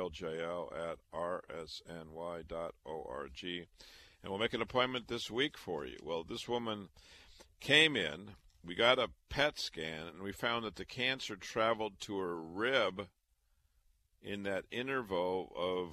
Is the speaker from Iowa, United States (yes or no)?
yes; Waterloo, Iowa, United States; moved away; also born or lived in Chicago; I was born and raised in Waterloo, Iowa.